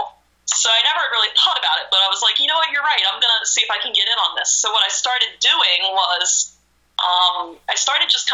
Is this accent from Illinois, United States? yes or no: no; Maryland, United States; I grew up in a small town in Maryland where every Monday night we sat on the couch and watched Raw together